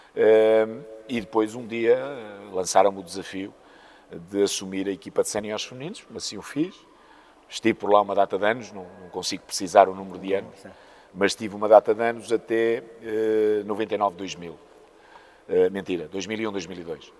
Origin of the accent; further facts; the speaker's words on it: Póvoa de Varzim, Norte, Portugal; also born or lived in Maputo (Lourenço Marques), Mozambique; eu sou moçambicano, vim para, para a Póvoa uh, com cerca de oito anos